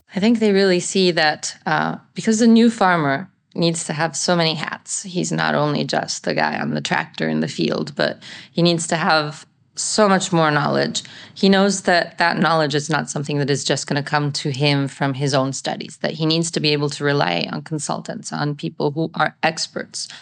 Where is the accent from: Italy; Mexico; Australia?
Italy; I am a farmer from Italy